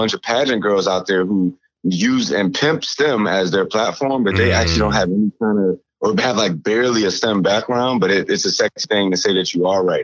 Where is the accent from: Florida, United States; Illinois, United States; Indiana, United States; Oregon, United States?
Illinois, United States; Chicago; growing up in Chicago